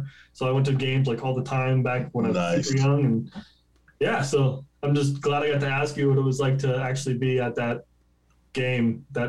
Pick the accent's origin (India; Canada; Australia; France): Canada